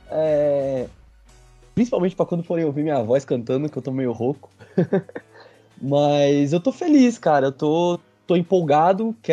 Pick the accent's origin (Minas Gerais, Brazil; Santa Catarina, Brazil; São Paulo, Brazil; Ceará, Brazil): São Paulo, Brazil; Santos; now in São Paulo, Brazil; Eu atualmente moro em São Paulo, mas eu sou natural de Santos